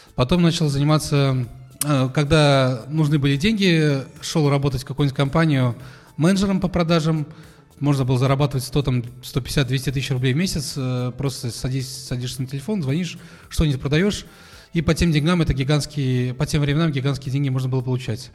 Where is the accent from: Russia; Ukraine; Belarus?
Russia; Kazan, Tatarstan; я в Казани родился, учился здесь